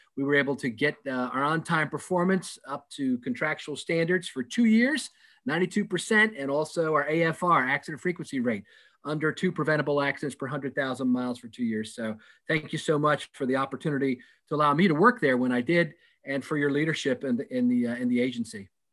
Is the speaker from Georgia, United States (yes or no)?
no; Virginia Beach, Virginia, United States; calling in from Virginia Beach, my hometown